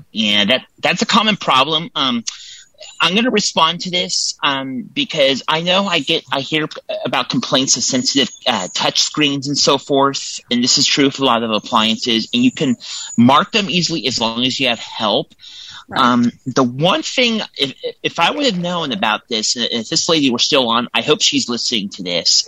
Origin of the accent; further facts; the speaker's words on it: Templeton, California, United States; I am from Templeton, California, which is on the California Central Coast